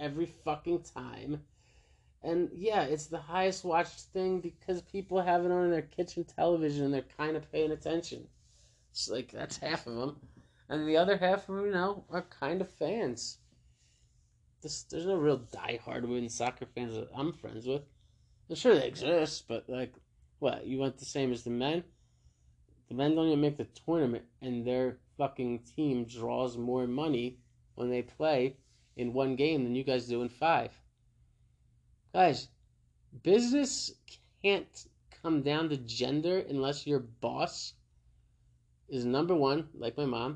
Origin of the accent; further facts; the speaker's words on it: New Jersey, United States; I'm from Jersey